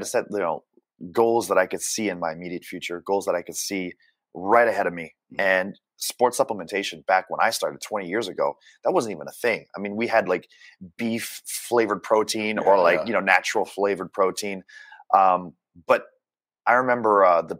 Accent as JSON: {"language": "English", "country": "Canada", "also_born_or_lived": "Japan", "moved": "yes", "said": "being Canadian"}